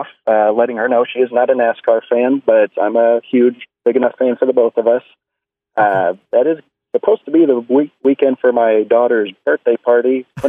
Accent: St. Louis, Missouri, United States; St. Louis, Missouri.

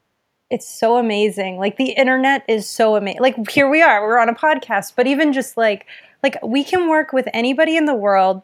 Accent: Windsor, Ontario, Canada; I'm from Windsor, Ontario

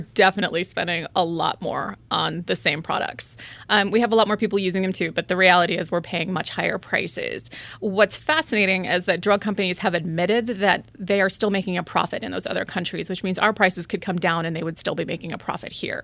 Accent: Springfield, Virginia, United States; I grew up in Springfield, Virginia

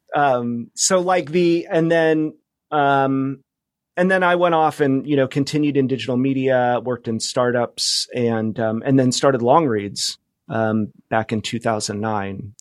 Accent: Fresno, California, United States; moved away as an adult; also born or lived in New York / Bay Area / Palm Springs / Los Angeles; now in Seattle, United States; I grew up in California. I grew up in Fresno

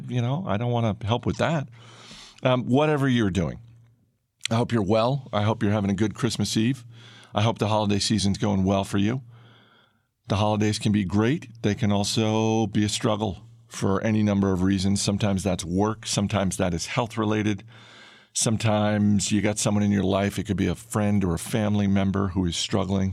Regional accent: Maine, United States; I grew up in Maine

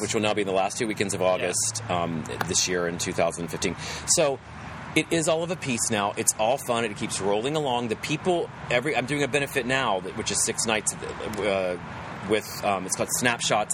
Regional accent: West Virginia, United States; accent: West Virginia; my West Virginia accent comes out

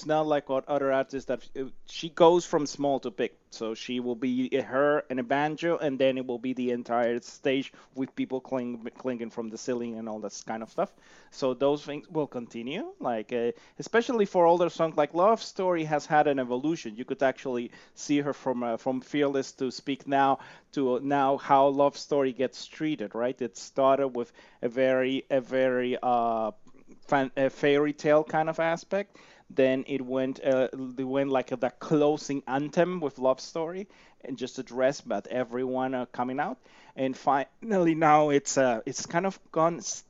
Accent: Ecuador; moved away as an adult; also born or lived in Mexico; now in Canada; I come from there because I was born there and raised there.

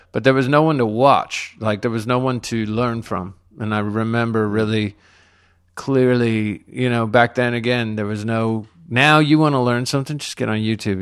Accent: Laredo, Texas, United States; now in Austin, United States; I'm from Laredo.

